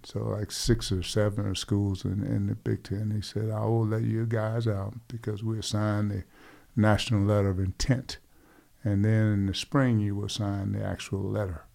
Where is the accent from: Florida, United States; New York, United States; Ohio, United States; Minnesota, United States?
Florida, United States; Hastings; in my hometown of Hastings, Florida, per capita, we grew more potatoes than any city in America